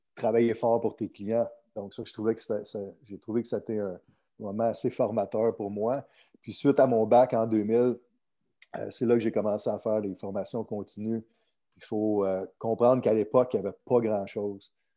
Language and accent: French; Chicoutimi, Quebec, Canada; moved away as an adult; also born or lived in California / St. Louis; now in Miami, United States; je suis né à Chicoutimi